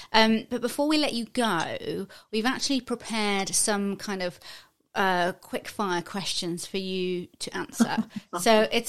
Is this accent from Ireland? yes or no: no; United Kingdom; being a British person